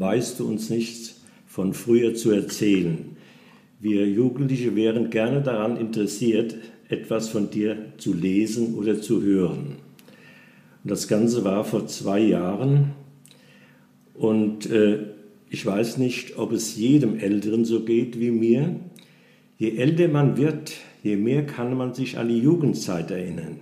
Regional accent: Nassau, Rhineland-Palatinate, Germany; Ich bin ein alter Nassauer, 84 Jahre alt, bin auch hier in unserem schönen Städtchen geboren und in die Schule gegangen

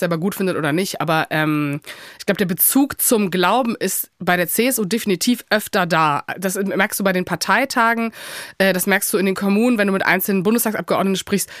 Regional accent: Cologne, North Rhine-Westphalia, Germany; ich komme aus Köln

